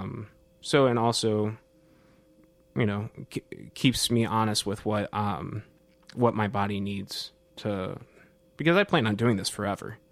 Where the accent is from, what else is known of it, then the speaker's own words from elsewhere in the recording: Cedar Rapids, Iowa, United States; moved away as an adult; also born or lived in Northern Colorado; now in Nashville, United States; I'm originally from Cedar Rapids, Iowa, born and raised.